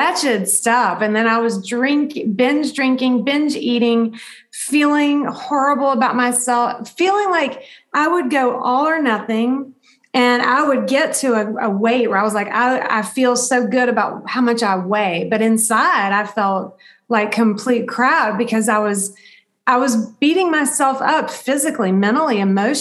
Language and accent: English; the South, United States; I grew up in the South